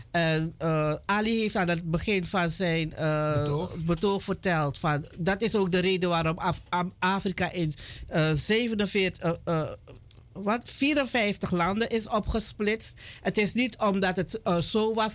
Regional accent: Suriname; ook al zijn we Surinamers

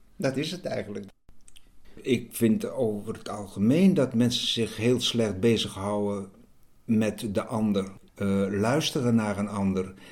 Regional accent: Friesland, Netherlands; Ik ben een Fries

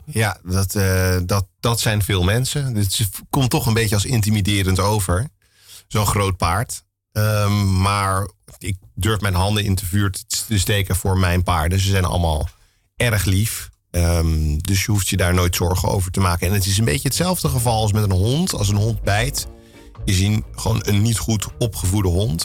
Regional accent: Amsterdam, North Holland, Netherlands; Ik ben opgegroeid op de Menege. Mijn ouders hadden al een menege toen ik geboren werd

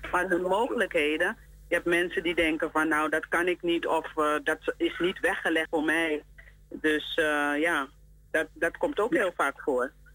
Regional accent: Suriname; wij als Surinamers

